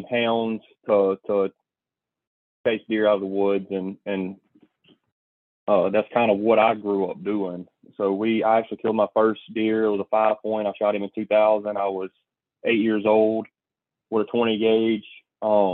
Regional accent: Venice, Louisiana, United States; I grew up in around Venice, like going to Venice, Louisiana, fishing inshore

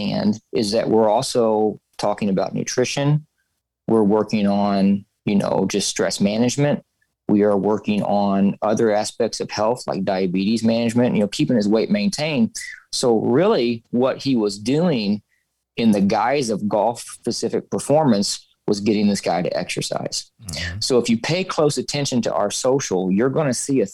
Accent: southern Missouri, United States; now in St. Louis, United States; born and raised in Missouri, you know, more of the southern part until I graduated college

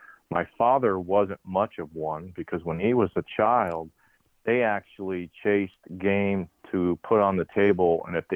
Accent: Papillion, Nebraska, United States; moved away as an adult; also born or lived in Maryville, Missouri; born and raised in Papillion, Nebraska, which is a suburb of Omaha

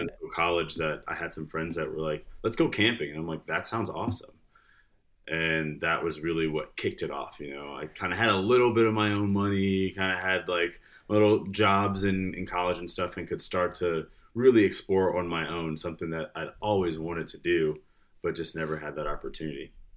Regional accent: Detroit, Michigan, United States; moved away as an adult; also born or lived in Farmington, Michigan; now in Lexington, Kentucky, United States; grew up in Michigan. I was born Detroit and spent a lot of time there, moved to the suburbs, uh, then, then moved a lot after

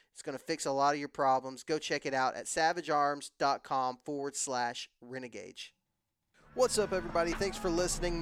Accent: Odessa, Texas, United States; moved away; I was from West Texas

